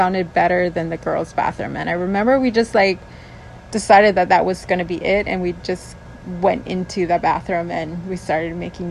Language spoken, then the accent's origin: English; Molokai, Hawaii, United States; also born or lived in Maui, Hawaii; I'm originally from Molokai, but moved to Maui when I was 12 with my ohana